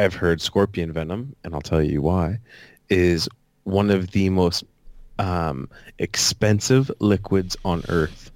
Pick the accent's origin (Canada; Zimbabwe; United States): Canada; proud to be Canadian